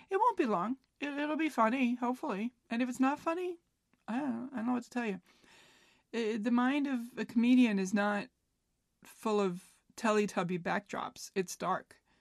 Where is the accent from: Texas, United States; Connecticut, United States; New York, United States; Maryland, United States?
New York, United States; New York City; I grew up in New York, in Queens, New York. It's, if you want to get specific, it was Floral Park, now known as Glen Oaks